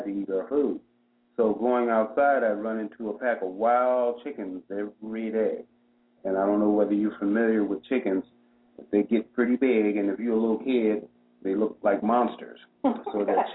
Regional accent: Dallas, North Carolina, United States; moved away; I was born in Dallas, North Carolina in 1950

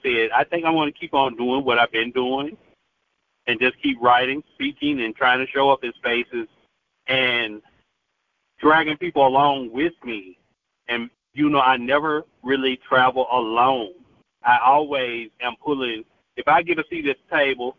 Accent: Tupelo, Mississippi, United States; now in Memphis, United States; I come from Tupelo, Mississippi

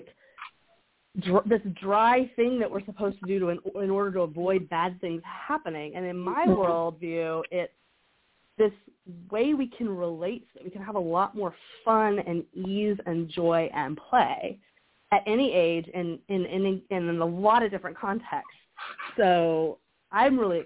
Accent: the South, United States; I grew up in the South, and so there's a lot of evangelical purity culture around

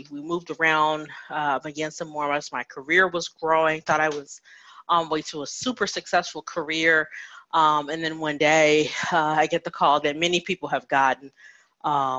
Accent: Chicago, Illinois, United States; moved away as an adult; also born or lived in Indiana / Arizona; I was born in Indiana, grew up in the Chicagoland area

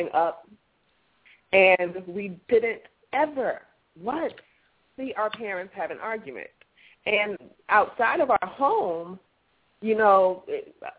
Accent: California, United States; I was born in California

